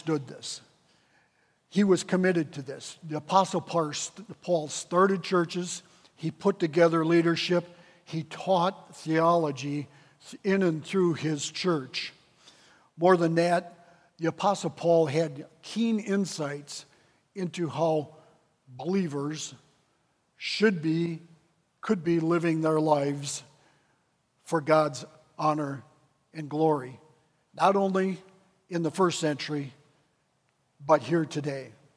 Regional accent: Wisconsin Rapids, Wisconsin, United States; moved away as an adult; also born or lived in Decatur, Illinois; move from my hometown of Wisconsin Rapids to Decatur, Illinois

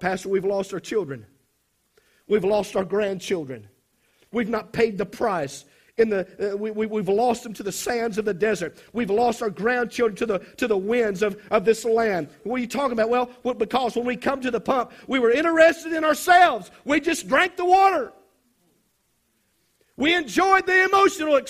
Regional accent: South Mississippi, United States; I come from South Mississippi

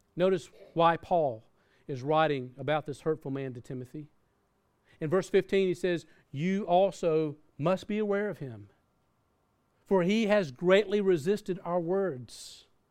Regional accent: the South, United States; I grew up in the South

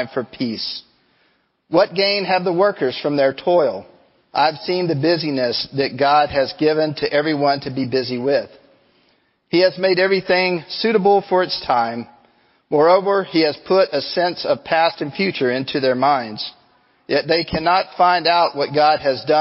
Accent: Angleton, Texas, United States; As a kid, I grew up on the Gulf Coast. I grew up down in Angleton, and it was only 15 minutes from the Gulf of Mexico

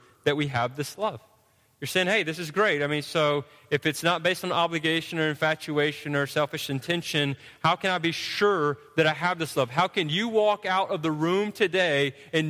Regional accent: Georgia, United States; we're from Georgia

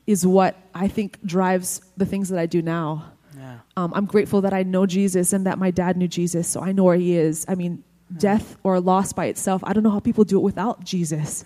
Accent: Hawaii, United States; I'm from Hawaii.

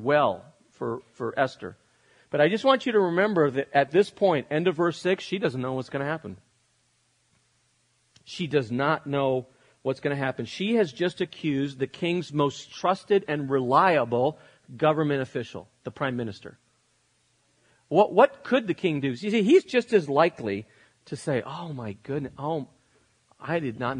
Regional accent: United States; I'm an American living in the 21st century

